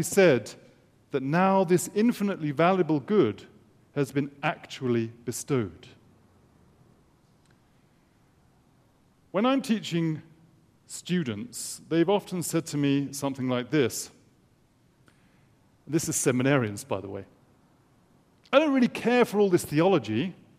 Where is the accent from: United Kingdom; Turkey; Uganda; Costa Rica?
United Kingdom; England; as an Englishman